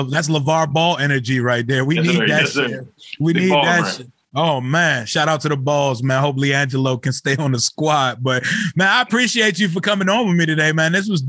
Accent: Northern Virginia, United States; also born or lived in Washington, D.C.; My whole family from D.C. I'm from Northern Virginia, man.

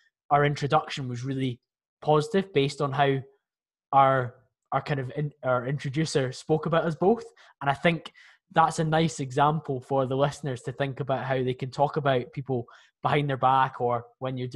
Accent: Scotland, United Kingdom; I'm from Scotland

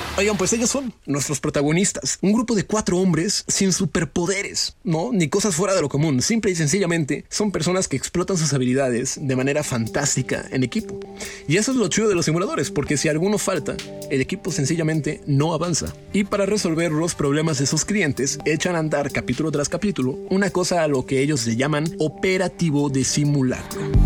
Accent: Mexico; soy mexicano

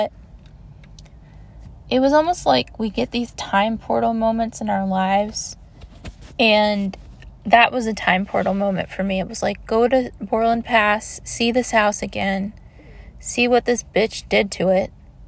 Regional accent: Maryland, United States; also born or lived in Augusta, Georgia; because I grew up in Maryland, but I also grew up in Augusta, Georgia, and a huge part of my very young childhood was going between Georgia and Florida during the Gulf War

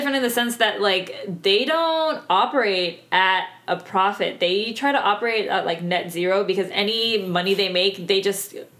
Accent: Texas, United States; we're Texan

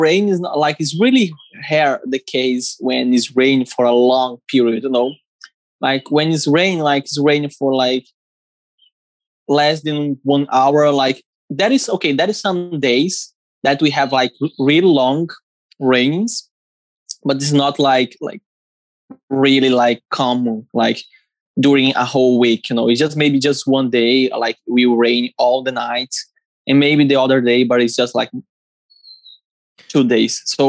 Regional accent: Ceará, Brazil; I'm from Ceará, maybe someone from Brazil is watching this, and here is like that.

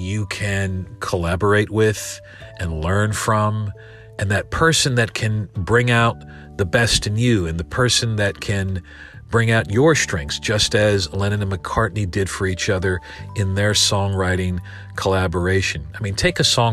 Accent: Winston-Salem, North Carolina, United States; my hometown of Winston-Salem, North Carolina

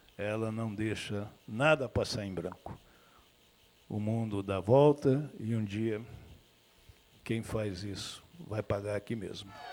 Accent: Brazil; also born or lived in Amazon region; como brasileiro, como cidadão

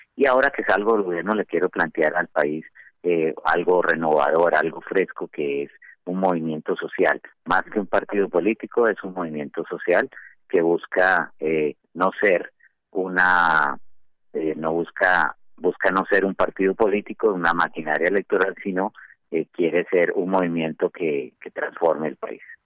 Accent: Colombia; moved away as an adult; also born or lived in Washington, United States / Italy; me permite ofrecerle a mi país todo lo que aprendí afuera de Colombia

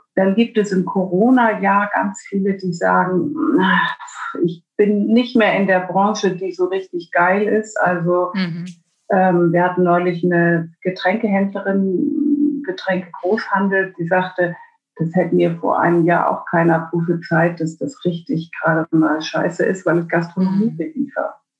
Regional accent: Bremen, Germany; Herkommen tue ich aus Bremen

